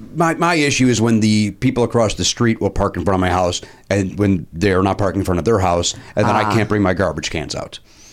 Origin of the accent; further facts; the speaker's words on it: Oak Forest, Illinois, United States; moved away; also born or lived in Hometown, Illinois / Orland Park; I grew up in Oak Forest.